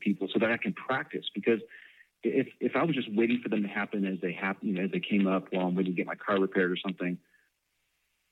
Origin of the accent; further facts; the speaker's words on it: Chicago, Illinois, United States; moved away; I'm from Chicago originally